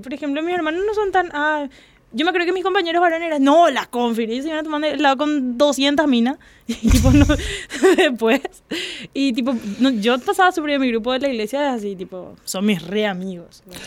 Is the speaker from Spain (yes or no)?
no; Fernando de la Mora, Central, Paraguay; yo soy Fernando de la Mora